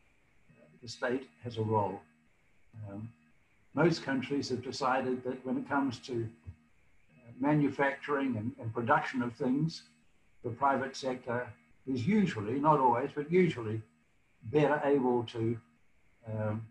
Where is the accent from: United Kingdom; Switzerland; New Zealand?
New Zealand; moved away as an adult; now in United States; When I grew up in New Zealand